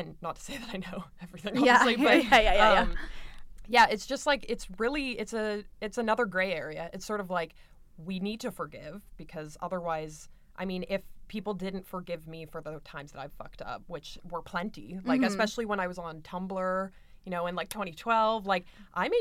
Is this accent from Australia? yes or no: no; London, Ontario, Canada; going to Western, growing up in London, it's so white